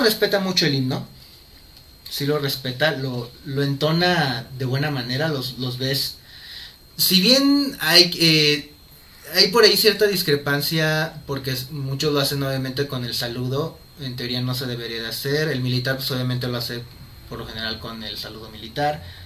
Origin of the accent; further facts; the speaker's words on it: Mexico; nosotros como mexicanos